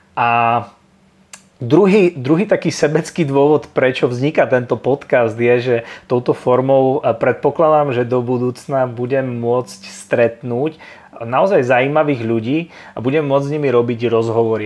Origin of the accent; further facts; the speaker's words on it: a small town in eastern Slovakia, Slovakia; ja som obyčajný chalan z malého mesta na východnom Slovensku